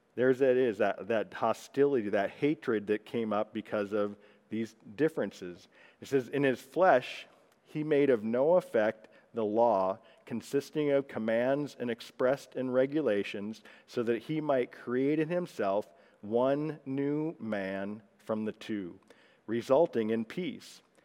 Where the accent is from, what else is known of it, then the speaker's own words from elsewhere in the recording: Texas, United States; I'm a Texan